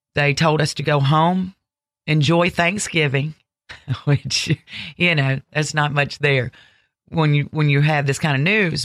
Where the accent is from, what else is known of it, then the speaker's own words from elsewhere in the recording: Ocean Springs, Mississippi, United States; also born or lived in Alabama; I'm originally from Alabama, but I grew up in Ocean Springs, Mississippi